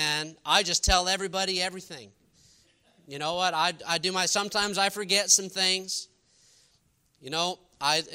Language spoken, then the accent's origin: English; New York, United States; now in Texas, United States; I'm from New York